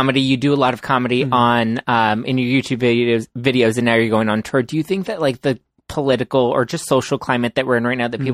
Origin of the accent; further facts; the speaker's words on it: Los Angeles, California, United States; I was born and raised in Los Angeles, one of the very few